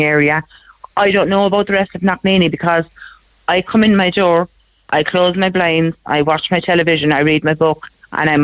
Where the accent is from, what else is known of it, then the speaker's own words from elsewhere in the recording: Cork, Munster, Ireland; I grew up in Fair Hill. Do you know a little Mount Agnes Road? I grew up there